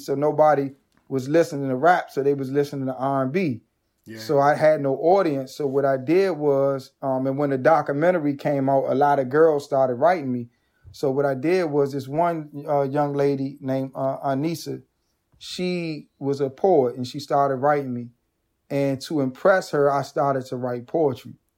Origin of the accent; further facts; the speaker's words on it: Washington, District of Columbia, United States; being from a marginalized community that was ravaged by crack cocaine and gun violence